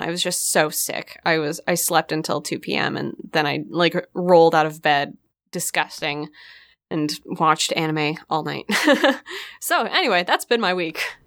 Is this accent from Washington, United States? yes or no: yes; Port Townsend, Washington, United States; the theater in my hometown, Port Townsend